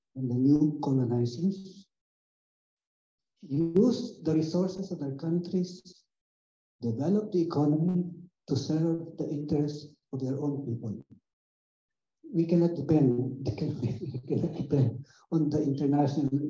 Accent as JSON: {"language": "English", "country": "Philippines", "tie": "born or raised there", "second_language": "English", "moved": "as an adult", "lives_now": "Netherlands", "said": "I come from the Philippines. We are a new colony of the US."}